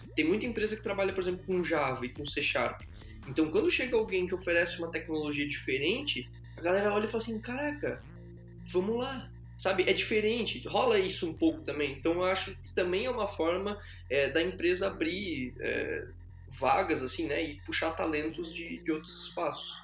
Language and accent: Portuguese; Blumenau, Santa Catarina, Brazil; eu sou de Blumenau, Santa Catarina